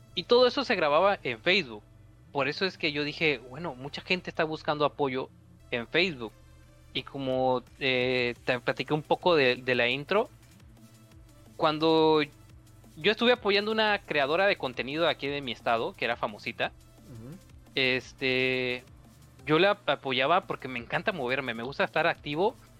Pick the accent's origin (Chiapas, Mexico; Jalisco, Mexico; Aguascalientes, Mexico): Chiapas, Mexico; aquí en mi estado, que yo soy de Chiapas